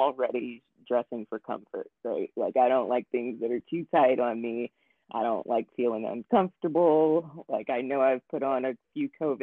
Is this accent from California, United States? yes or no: no; Newport News, Virginia, United States; now in Louisville, United States; I was born in Virginia, and so where I was baptized is in Newport News, Virginia